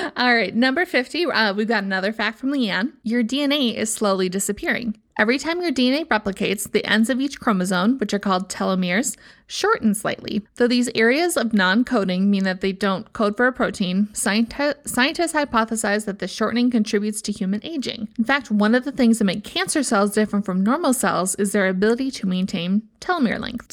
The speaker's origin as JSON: {"language": "English", "region": "Midwest", "country": "United States", "said": "I'm from the Midwest"}